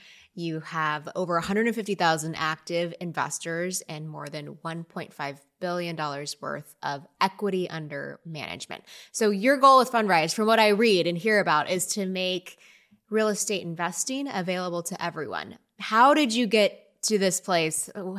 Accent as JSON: {"language": "English", "town": "Austin", "region": "Texas", "country": "United States", "tie": "born or raised there", "said": "including what I just heard about, a 20-acre ranch in Austin, Texas, my hometown."}